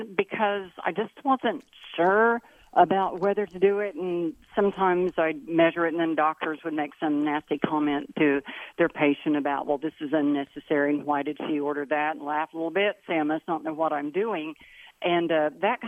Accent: Gainesville, Missouri, United States; I was born in Gainesville, Missouri

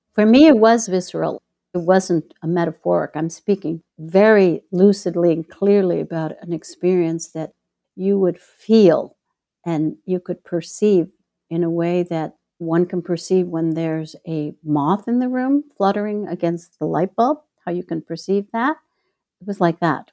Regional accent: Chicago, Illinois, United States; now in Mexico; my hometown, Chicago

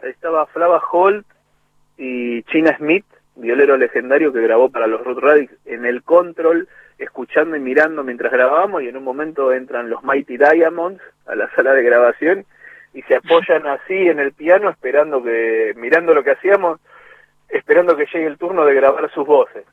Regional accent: Monte Grande, Buenos Aires Province, Argentina; also born or lived in Lanús; Nací en Lanús, a los ocho años me fui a vivir a Montegrande por el laburo de mi viejo. Y me crié en Montegrande hasta los 22.

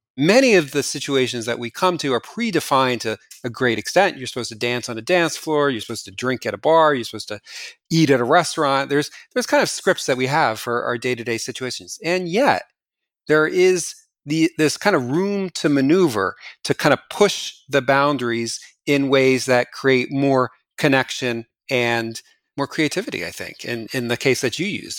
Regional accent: New Jersey, United States; moved away; when I go back to New Jersey, my hometown

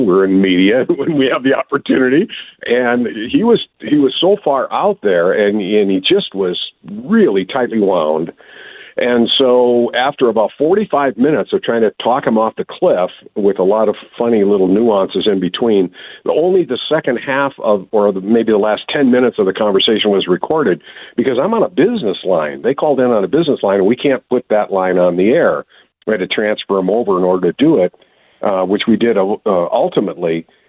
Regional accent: Wisconsin, United States

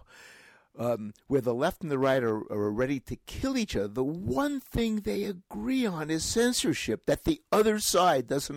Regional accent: New York City, New York, United States; accent: Brooklyn; moved away as an adult; now in Boston, United States; I was born in Brooklyn, New York

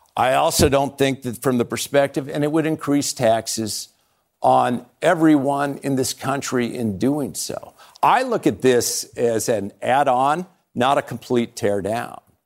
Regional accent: Montana, United States; growing up in Montana

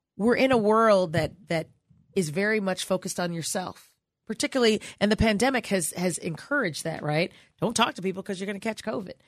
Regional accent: Chicago, Illinois, United States; I'm from Chicago

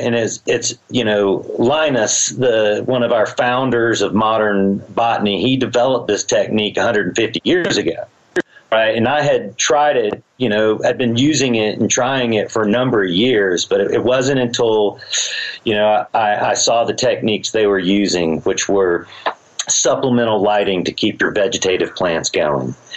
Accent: Georgia, United States; also born or lived in Humboldt County, California / Switzerland; now in Colorado, United States; i was raised in Georgia

